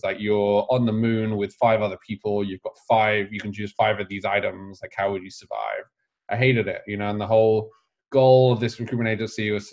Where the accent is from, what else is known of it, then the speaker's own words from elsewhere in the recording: England, United Kingdom; moved away as an adult; now in United States; I was growing up in England